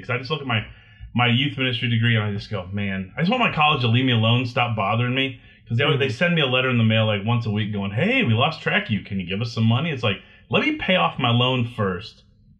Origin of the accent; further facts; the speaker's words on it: Bryan, Ohio, United States; I grew up in Northwest Ohio, like maybe 30 minutes from Michigan and like 40 minutes from Indiana